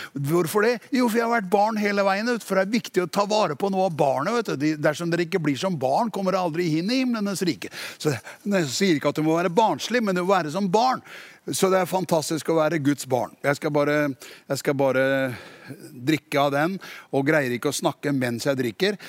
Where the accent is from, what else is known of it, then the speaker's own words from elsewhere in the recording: Tune, Østfold, Norway; jeg er fra Tune